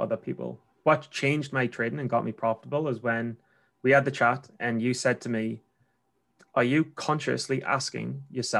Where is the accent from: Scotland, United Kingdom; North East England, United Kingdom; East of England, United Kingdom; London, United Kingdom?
North East England, United Kingdom; Newcastle upon Tyne; accent: Geordie; my Geordie accent in Texas